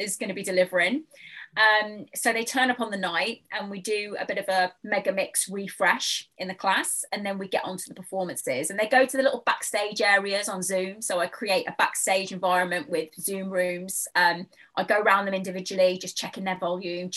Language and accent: English; Dudley, West Midlands, United Kingdom; moved away; also born or lived in London; I grew up in the West Midlands, Dudley in the West Midlands, right in the heart of the Black Country